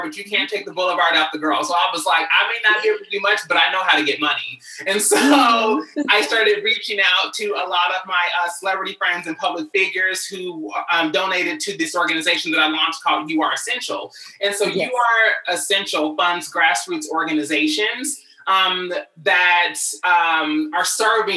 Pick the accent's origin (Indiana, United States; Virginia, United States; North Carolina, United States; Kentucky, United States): Kentucky, United States; Louisville; moved away as an adult; now in Los Angeles, United States; I'm originally from Louisville, Kentucky, moved out here to LA at 19 years old